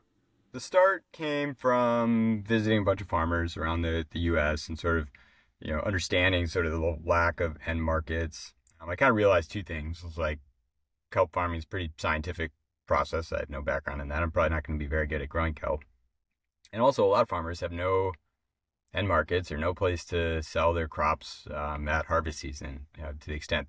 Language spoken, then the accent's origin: English; Minnesota, United States; So, I didn't grow up by the ocean. I grew up actually in Minnesota, but the conservation was pretty well woven throughout my family.